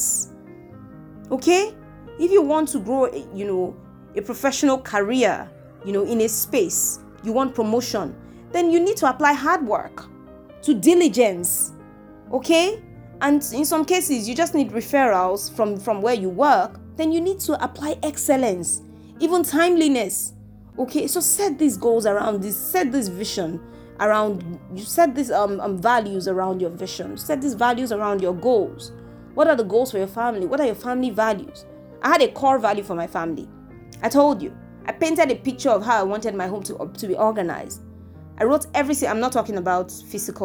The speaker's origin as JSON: {"language": "English", "country": "Nigeria", "said": "I'm from Nigeria."}